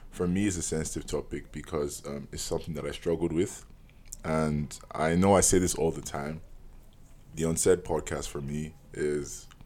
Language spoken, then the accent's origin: English; Nigeria; As a Nigerian, you're born with 5 to 10 aunties and uncles